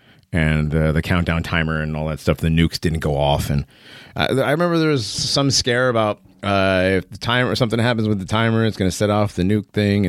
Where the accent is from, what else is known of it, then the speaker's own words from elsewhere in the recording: Connecticut, United States; moved away; I'm from Connecticut, right?